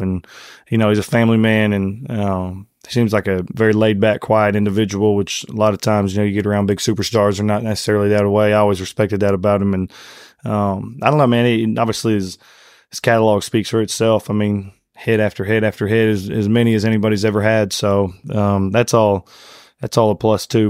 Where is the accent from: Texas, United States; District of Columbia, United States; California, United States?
Texas, United States; Conroe; grew up in a town called Conroe, Texas. Uh, it's about forty miles north of Houston.